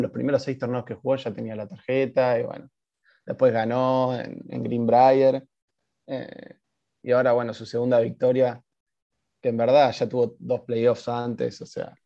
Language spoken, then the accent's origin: Spanish; Argentina; y nosotros somos argentinos